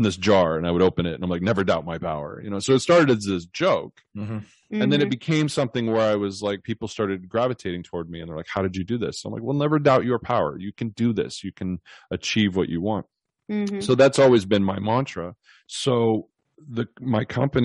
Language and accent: English; the Northwest, Pacific Northwest, United States; now in California, United States; I grew up in the Northwest where, you know, you're very close to nature and rural areas.